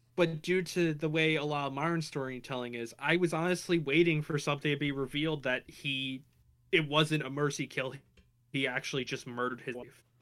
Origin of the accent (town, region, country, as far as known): United States